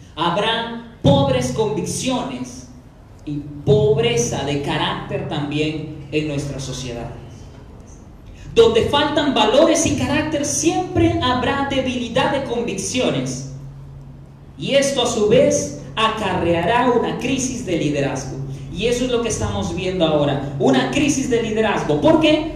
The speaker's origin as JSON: {"language": "Spanish", "country": "Peru", "said": "como pueblo peruano"}